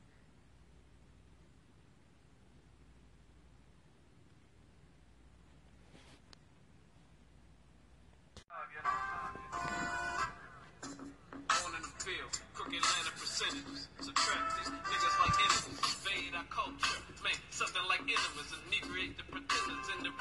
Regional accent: New Orleans, Louisiana, United States; New Orleans, my hometown, my city, through and through.

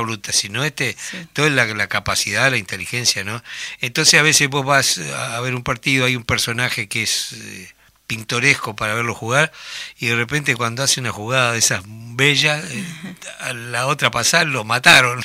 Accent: Tacuarembó, Uruguay; Yo recuerdo que en mi pueblo, en Tacuarembó, las vacaciones eran jugar fútbol

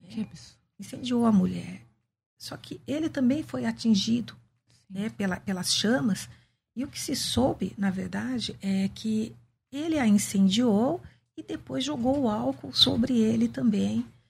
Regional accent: Campinas, São Paulo, Brazil; eu sou nascida e crescida em Campinas, né? Nasci num bairro simples da periferia de Campinas

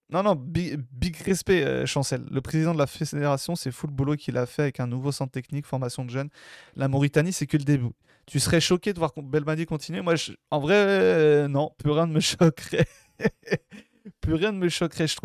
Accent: Algeria; Moi, en tant qu'Algérien, je dis pas non.

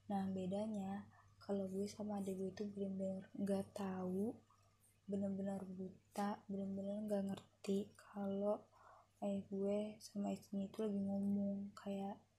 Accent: Depok, West Java, Indonesia; born there; Eh, gue itu lahir di Depok. Adik gue juga sama lahir di Depok.

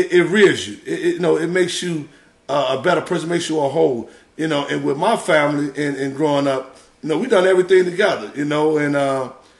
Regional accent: Inglewood, California, United States; growing up in Inglewood, you know, it was a lot different than, you know, it is now

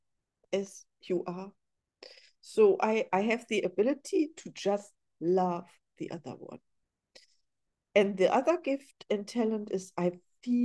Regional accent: Germany; English is a second language; now in Los Angeles, United States

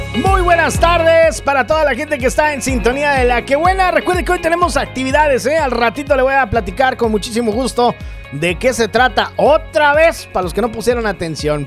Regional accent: Mexico; moved away; Es que uno en México merienda, aquí no

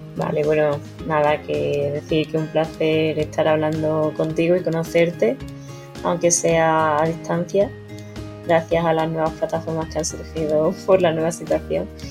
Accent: Mérida, Extremadura, Spain; moved away as an adult; also born or lived in China; now in Madrid, Spain; mis padres vivían donde he crecido, en, Mérida, y donde comencé a nadar a los 7 años

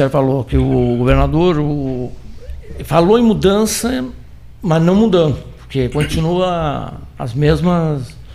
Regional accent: Pelotas, Rio Grande do Sul, Brazil; Claro, sou pelotense, sou daqui, sim, muito.

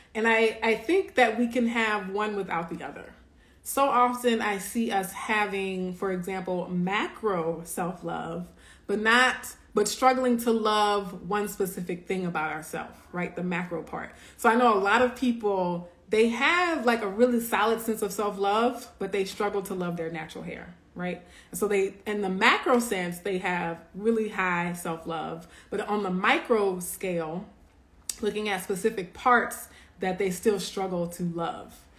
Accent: Louisiana, United States; moved away; We're originally from Louisiana

